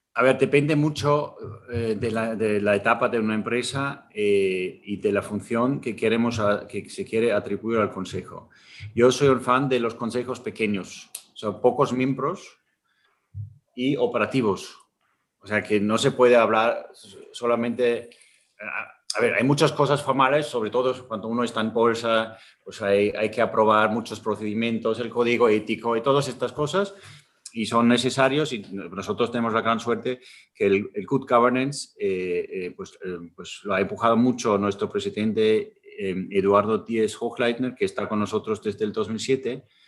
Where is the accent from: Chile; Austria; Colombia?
Austria; Spanish is a second language; moved away as an adult; now in Spain; yo, crecí en un pueblo en Austria, en, la, en las montañas